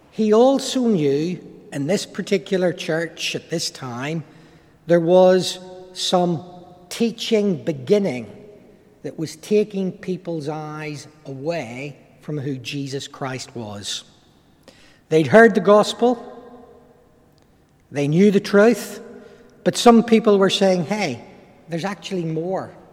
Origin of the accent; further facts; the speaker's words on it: Ireland; accent: Irish; from my accent, most of you will pick up the fact that I'm an Irishman. And like most Irishmen, you know, we're academically challenged from time to time.